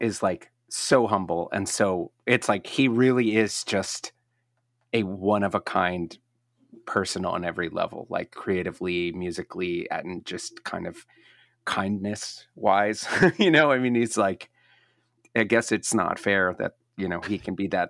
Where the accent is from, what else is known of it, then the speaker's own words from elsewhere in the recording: Maryland, United States; Well, I grew up in Maryland, about, you know, a mile from the DC line.